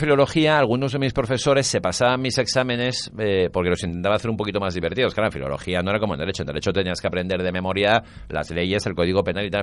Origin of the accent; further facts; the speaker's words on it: Valencia, Valencian Community, Spain; also born or lived in Nancy, France / Tangier, Morocco; Nací en Onsi porque mi padre daba allí clases en la Facultad de Letras de allí, pero cuando tenía nueve meses de vida vinimos a Valencia